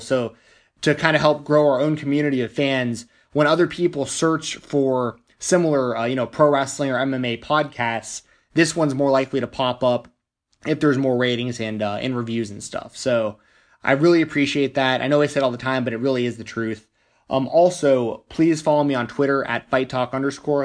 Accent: Nashville, Tennessee, United States; Nashville, Tennessee, my hometown

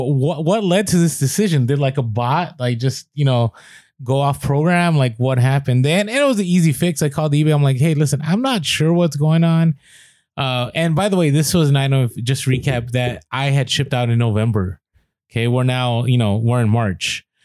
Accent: San Diego, California, United States; We're here from San Diego.

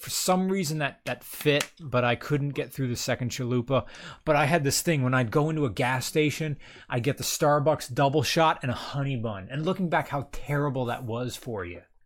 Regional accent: United States; I'm American

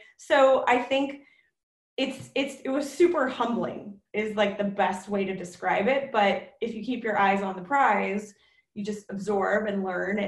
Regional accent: South Bay, California, United States; I grew up in the South Bay, so I'm totally a local South Bay kid

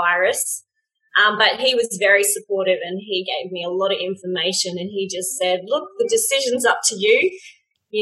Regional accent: Australia; in Australia, we have rugby union and rugby league

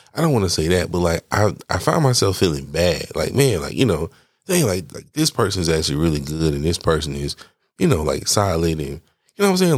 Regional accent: Atlanta, Georgia, United States; I'm from Atlanta

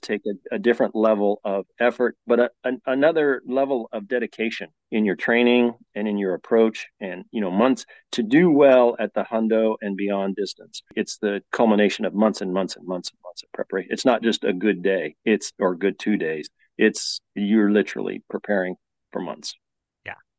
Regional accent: Colorado, United States; moved away; I was born and raised in Colorado

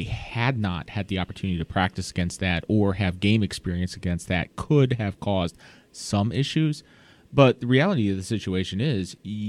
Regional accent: Virginia Beach, Virginia, United States; moved away; also born or lived in Buffalo; And I'm originally from Virginia Beach, but my whole family is from Buffalo. So I was born and raised a Bills fan

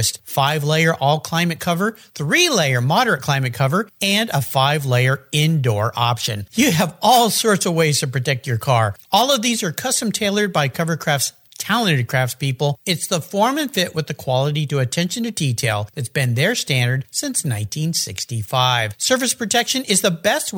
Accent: Southern California, United States; when I was a little kid growing up in Southern California.

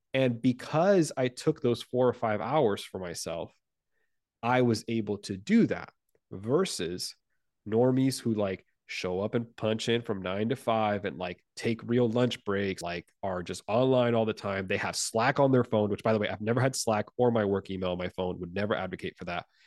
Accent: Puerto Rico; English is a second language; moved away; I'm originally from Puerto Rico

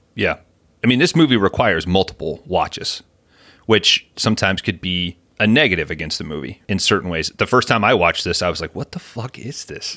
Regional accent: United States; As a lifelong American

